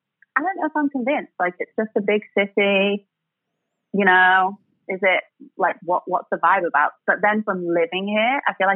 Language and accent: English; England, United Kingdom; It's funny because, as you may have guessed, I'm from England.